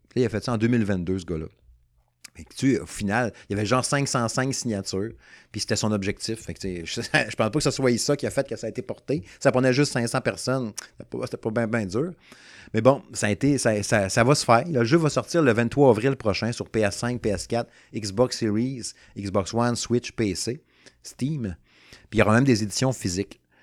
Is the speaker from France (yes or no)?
no; Saguenay, Quebec, Canada; now in Quebec City, Canada; Moi, je suis natif du Saguenay. Fait que là, je reste à Québec depuis, bon, euh, une trentaine d'années